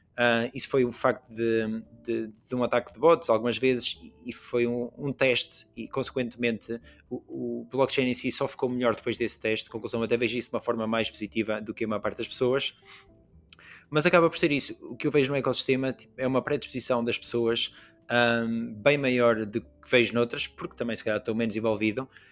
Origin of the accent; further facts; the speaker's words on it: western region of Portugal, Oeste, Portugal; eu sou da zona tipo oeste de Portugal